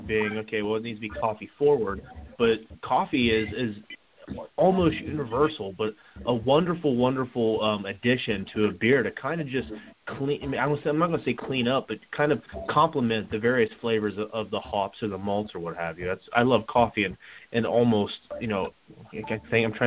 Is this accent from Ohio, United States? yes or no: yes; Ohio, United States; also born or lived in Eastern Massachusetts; I grew up in Ohio.